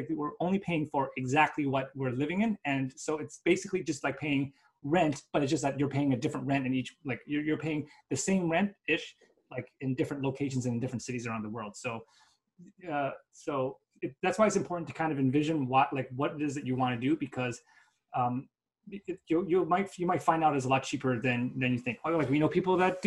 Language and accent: English; Canada; we're Canadian